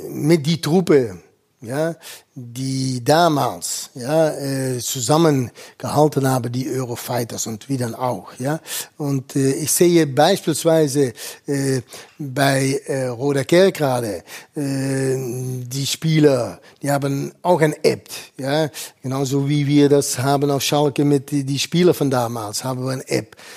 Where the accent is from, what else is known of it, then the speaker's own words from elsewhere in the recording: Eindhoven, North Brabant, Netherlands; born there; ich bin jetzt in Eindhoven, das ist meine Geburtsort.